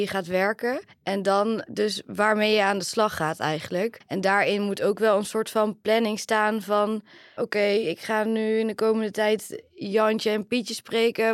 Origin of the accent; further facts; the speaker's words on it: Oirschot, North Brabant, Netherlands; now in 's-Hertogenbosch, Netherlands; Ik kom uit Oorschot, woon in Den Bosch.